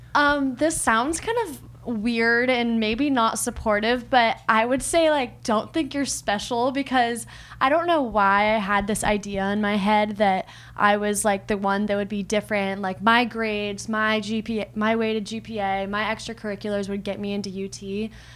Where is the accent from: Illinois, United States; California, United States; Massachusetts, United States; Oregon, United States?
California, United States; moved away as an adult; now in Athens, United States; you're from California